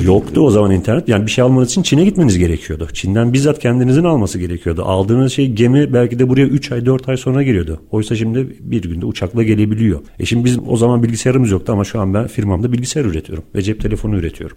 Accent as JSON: {"language": "Turkish", "country": "Turkey"}